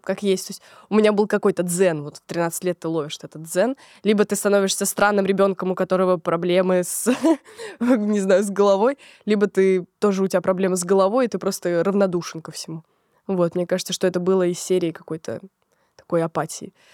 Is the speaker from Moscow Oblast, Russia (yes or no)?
yes; Lobnya, Moscow Oblast, Russia; начались э, метания с Лобни, с Подмосковья, город, в котором я родилась, в Москву